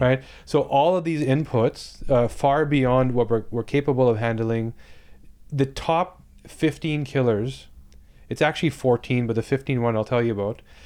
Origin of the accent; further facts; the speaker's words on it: Toronto, Ontario, Canada; I'm from Toronto